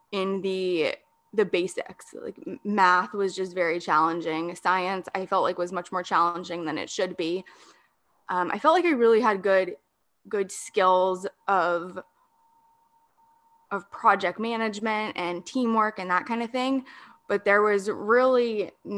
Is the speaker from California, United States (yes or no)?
yes; San Diego, California, United States; also born or lived in Denver, Colorado / Orange County, California; I was born and raised in San Diego, moved away to Denver, Colorado for a bit, and then moved to Orange County for a bit. And now I am back here in San Diego